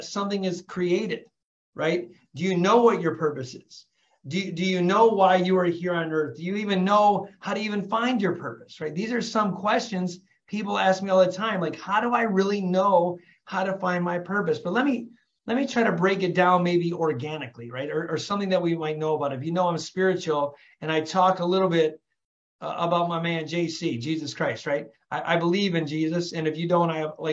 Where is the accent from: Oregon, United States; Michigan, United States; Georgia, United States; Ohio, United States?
Michigan, United States; Flint; I was born and raised in Flint, Michigan, raised by a single mom, raising three kids